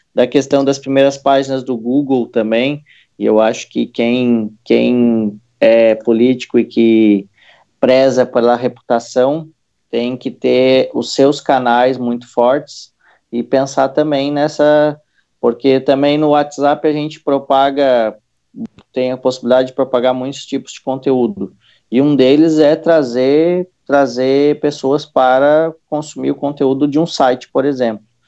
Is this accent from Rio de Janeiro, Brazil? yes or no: no; Santa Catarina, Brazil; eu sou de uma cidade interior aqui de Santa Catarina